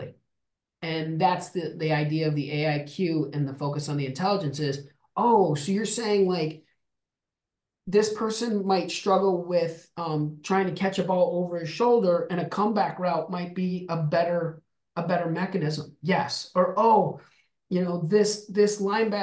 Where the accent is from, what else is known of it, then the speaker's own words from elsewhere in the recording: Albuquerque, New Mexico, United States; I'm from the desert. I grew up in Albuquerque, New Mexico